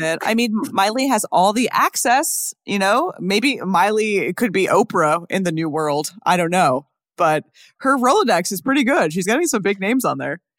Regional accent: New York, United States; I'm from New York

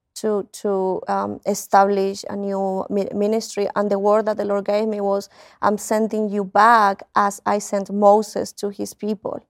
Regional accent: Spain; moved away as an adult; also born or lived in United Kingdom; now in Colombia; I grew up in Spain.

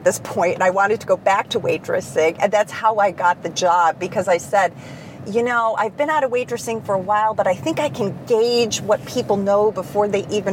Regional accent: Chicago, Illinois, United States; moved away as an adult; now in California, United States; I grew up in Chicago, did my undergraduate there

